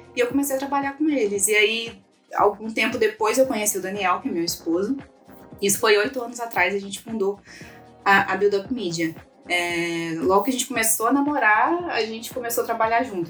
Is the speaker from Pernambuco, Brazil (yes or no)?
no; Minas Gerais, Brazil; moved away as an adult; also born or lived in Petrópolis, Rio de Janeiro; Eu sou de Minas, mas aí eu vim morar em Petrópolis, que é a região serrana do Rio, para poder estudar jornalismo.